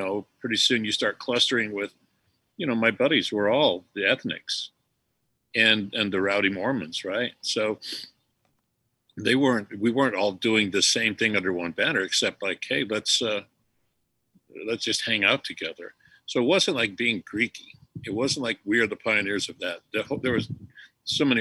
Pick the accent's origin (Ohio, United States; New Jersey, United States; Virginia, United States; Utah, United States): Utah, United States; Bingham Canyon; moved away; Where I grew up in Bingham